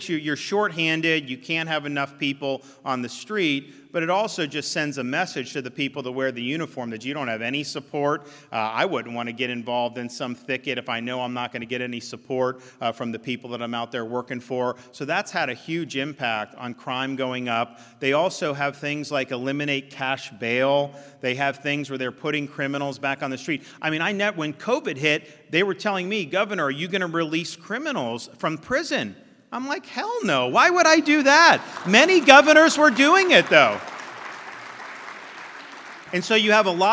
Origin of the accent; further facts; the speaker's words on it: Florida, United States; When I was growing up in Florida, you grew up in the town, you went to that school